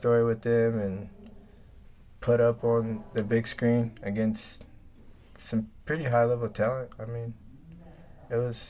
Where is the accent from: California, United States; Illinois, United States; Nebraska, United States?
Nebraska, United States; growing up in Nebraska